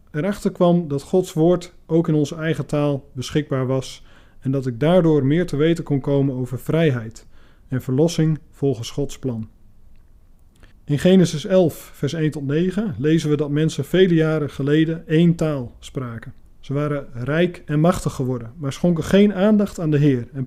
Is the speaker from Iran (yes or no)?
yes; Iran; Dutch is a second language; ik kom uit Iran.